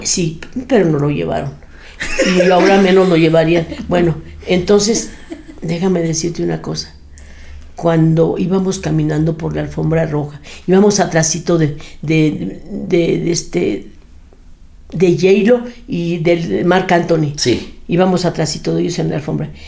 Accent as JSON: {"language": "Spanish", "town": "Torreón", "region": "Coahuila", "country": "Mexico", "tie": "born or raised there", "also_born_or_lived": "Monterrey, Nuevo León / Mexico City", "moved": "yes", "said": "yo soy nacida en Torreón, Coahuila."}